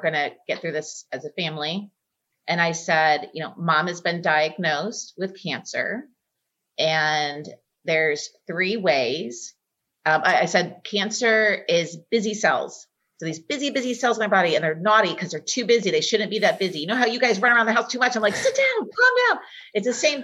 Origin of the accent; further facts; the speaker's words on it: Texas, United States; moved away; I'm from Texas